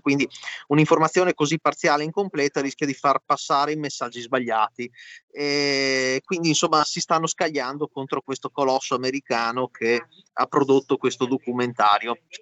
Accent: Veneto, Italy; io in quanto Veneto

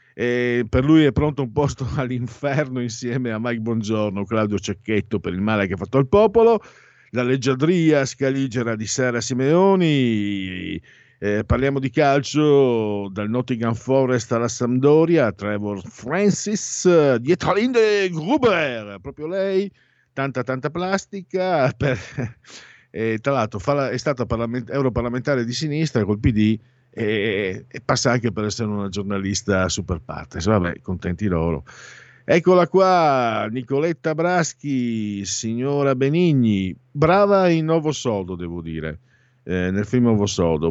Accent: Italy; now in Milan, Italy; da dove vengo io, cioè tra Friuli e Veneto

